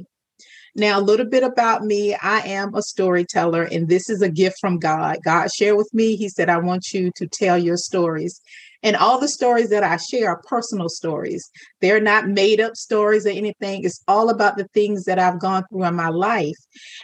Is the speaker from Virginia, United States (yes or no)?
yes; Virginia, United States; I'm from Virginia